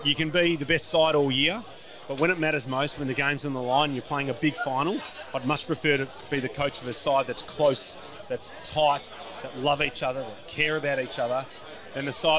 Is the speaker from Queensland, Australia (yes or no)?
no; Williamstown, Victoria, Australia; I'm from Williamstown